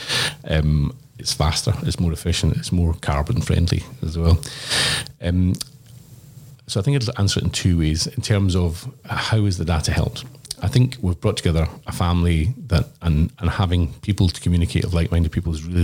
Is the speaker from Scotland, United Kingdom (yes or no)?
yes; Glasgow, Scotland, United Kingdom; now in Brisbane, Australia; as a Glaswegian